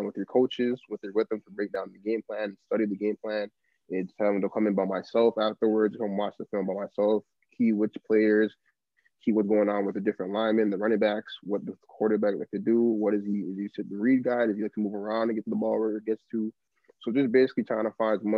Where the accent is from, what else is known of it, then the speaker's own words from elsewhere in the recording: Toronto, Ontario, Canada; I'm from Toronto